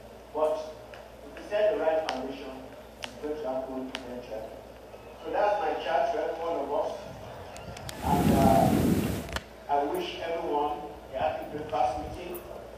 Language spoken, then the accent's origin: English; Nigeria; now in United States